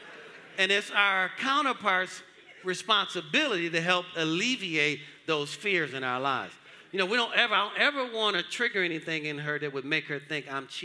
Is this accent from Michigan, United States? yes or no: yes; Detroit, Michigan, United States; moved away as an adult; now in Georgia, United States; I grew up in Detroit. I grew up hard.